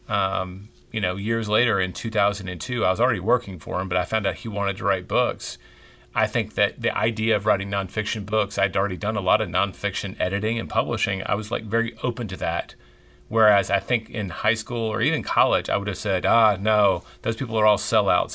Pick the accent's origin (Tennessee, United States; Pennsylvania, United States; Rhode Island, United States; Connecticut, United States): Tennessee, United States; Memphis; now in Texas, United States; growing up in Memphis, Tennessee